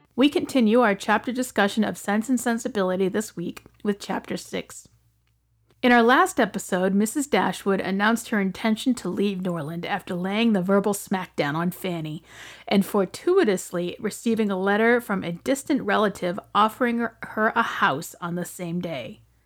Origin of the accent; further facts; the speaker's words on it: United States; as an American